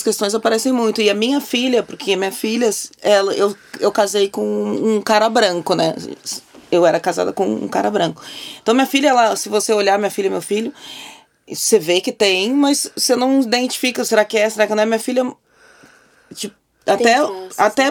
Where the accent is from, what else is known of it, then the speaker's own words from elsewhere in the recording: Porto Alegre, Rio Grande do Sul, Brazil; moved away as an adult; now in São Paulo, Brazil; Eu nasci em Porto Alegre